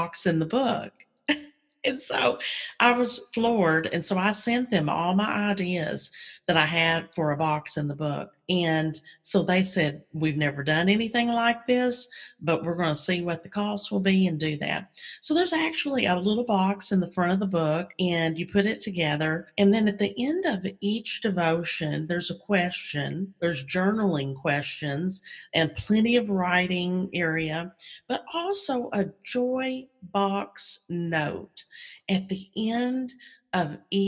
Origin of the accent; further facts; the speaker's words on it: Kentucky, United States; moved away as an adult; also born or lived in Mississippi / Texas; now in Virginia, United States; Grew up in Kentucky.